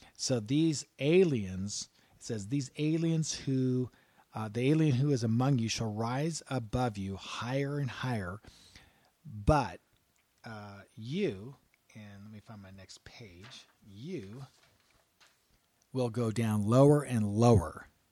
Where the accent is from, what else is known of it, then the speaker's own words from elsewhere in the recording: United States; We're American.